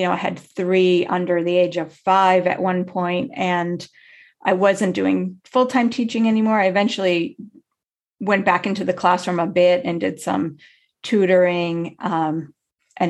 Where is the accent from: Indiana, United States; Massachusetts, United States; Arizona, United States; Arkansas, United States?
Massachusetts, United States; I grew up in Massachusetts